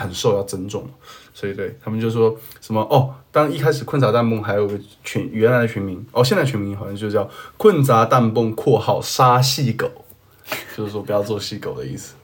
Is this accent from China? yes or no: yes; China; 我是大陆人